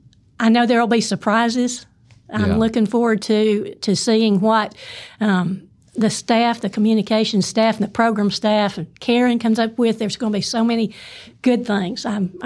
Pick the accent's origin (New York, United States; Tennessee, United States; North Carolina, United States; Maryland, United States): Tennessee, United States; Athens; now in Hoover, United States; in my hometown of Athens